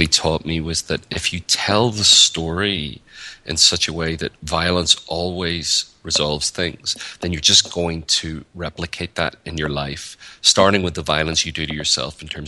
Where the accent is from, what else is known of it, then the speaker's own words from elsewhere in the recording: Northern Ireland, United Kingdom; moved away as an adult; now in United States; So I'm from Northern Ireland, or the north of Ireland, and I've lived in the United States for about 7 or 8 years